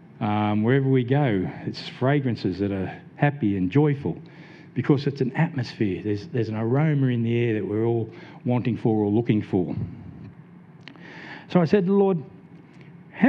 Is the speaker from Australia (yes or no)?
yes; Blacktown, New South Wales, Australia; I grew up in Blacktown, New South Wales, a bit of a low social economic area